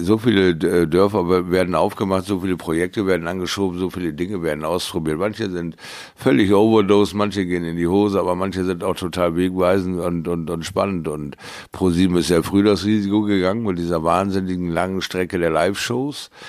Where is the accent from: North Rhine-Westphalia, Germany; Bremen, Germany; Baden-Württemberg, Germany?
Bremen, Germany; near Bremerhaven; in meiner Heimatstadt mal wieder die Leidenschaft zu entfachen. In, äh, in der Nähe von Bremerhaven